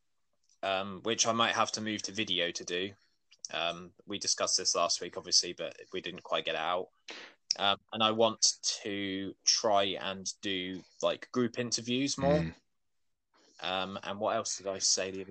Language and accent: English; Weymouth, South West England, United Kingdom; I'm from Weymouth, have been my entire life.